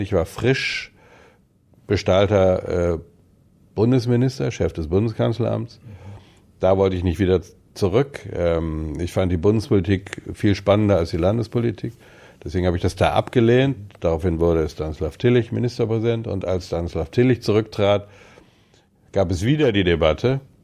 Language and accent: German; West Germany, Germany; moved away as an adult; Ich gelte in weiten Teilen noch als Wessi, weil ich aus sozusagen im Westen stamme, obwohl ich die meiste berufliche Zeit im Osten verbracht habe